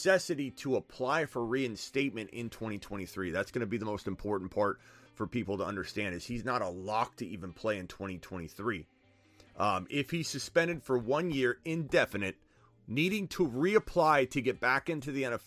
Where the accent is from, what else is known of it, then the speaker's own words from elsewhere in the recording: Arizona, United States; I'm from Arizona